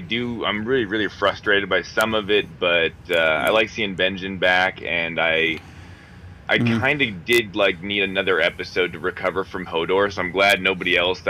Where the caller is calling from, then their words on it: Billings, Montana, United States